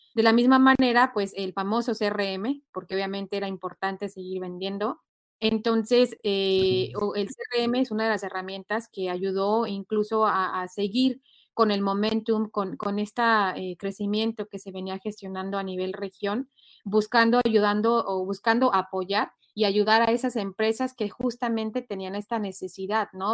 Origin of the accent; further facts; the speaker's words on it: Mexico; now in United States; originaria de México, te digo, yo extraño la cultura